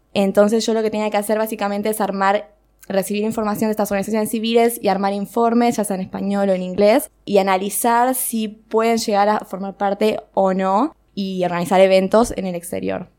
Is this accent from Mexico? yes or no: no; Argentina; éramos cuatro argentinas